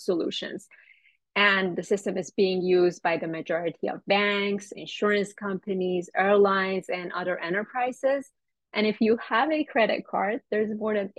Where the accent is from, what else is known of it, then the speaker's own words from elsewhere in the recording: Iran; moved away as an adult; now in United States; I'm originally from Iran, and I moved to the United States for graduate school